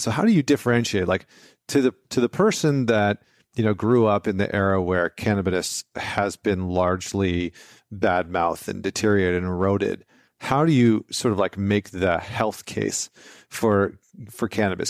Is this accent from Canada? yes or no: yes; Vancouver, British Columbia, Canada; moved away; I'm from Vancouver